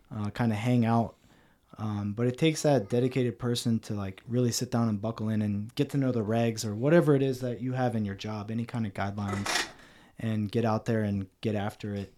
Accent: Cincinnati, Ohio, United States; moved away as an adult; also born or lived in Columbus, Ohio / Kadena; now in San Antonio, United States; I come from Cincinnati, Ohio, uh, hardworking Midwestern family.

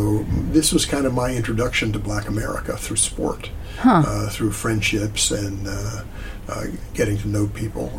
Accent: Richmond, Virginia, United States; moved away as an adult; I was in the South. I grew up really in the Upper South

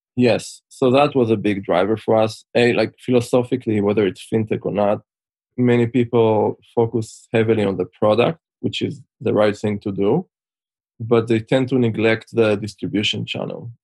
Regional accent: Israel; moved away as an adult; also born or lived in Switzerland; now in United States; as you can tell by my accent, I'm originally from Israel. Spent most of my childhood there, although I spent some time in Switzerland in a boarding school. And then in 2004, moved to the US

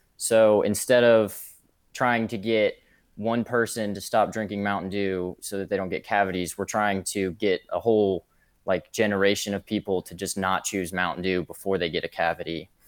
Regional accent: St. Petersburg, Florida, United States; also born or lived in Cincinnati; I'm not from Kentucky, though. I'm originally from St. Pete, Florida. Not born and raised, though. No one's from Florida originally. I'm from Cincinnati before that.

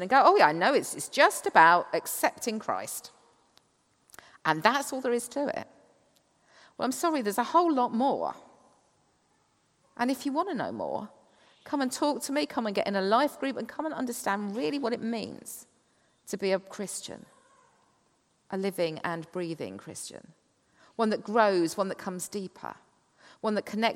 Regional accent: Kent, South East England, United Kingdom; I come from Kent, the chalk cliffs of the Downs.

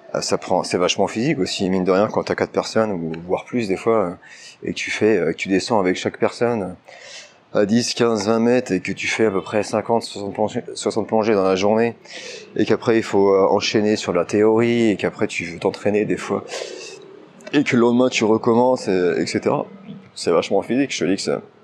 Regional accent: France; moved away as an adult; also born or lived in China; ça doit faire 10 ans après que je suis parti de France maintenant. Je suis parti, quand j'étais parti en Chine

